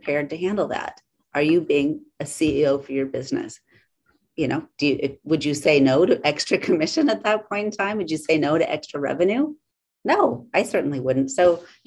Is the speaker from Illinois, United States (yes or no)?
no; Alaska, United States; moved away; I'm originally from Alaska